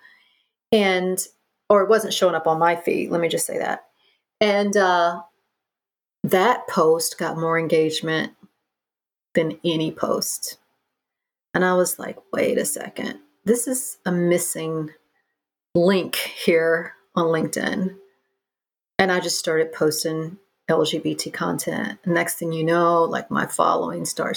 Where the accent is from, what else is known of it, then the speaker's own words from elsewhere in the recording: the Bible Belt, United States; now in New York, United States; I grew up in the Bible Belt